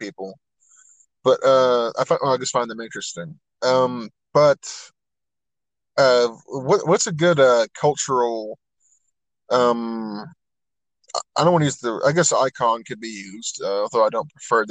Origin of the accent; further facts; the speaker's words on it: United States; we are Americans